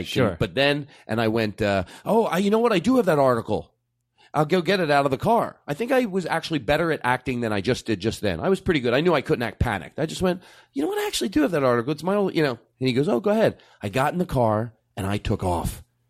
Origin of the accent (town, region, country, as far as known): Philadelphia, Pennsylvania, United States